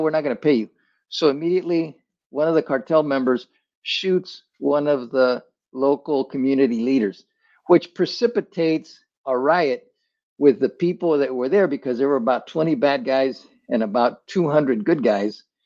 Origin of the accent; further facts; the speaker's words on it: Chihuahua, Mexico; moved away; I was born in Chihuahua